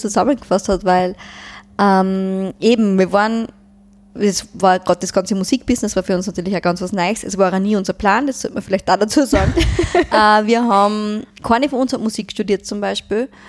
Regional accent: St. Ulrich im Mühlkreis, Upper Austria, Austria; accent: Mühlviertler Dialekt; now in Linz, Austria; bei uns im Mühlviertel

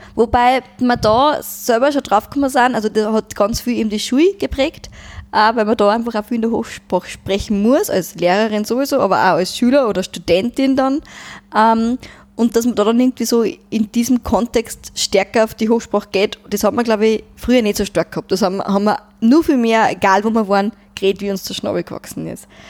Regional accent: St. Ulrich im Mühlkreis, Upper Austria, Austria; accent: Mühlviertler Dialekt; now in Linz, Austria; bei uns im Mühlviertel

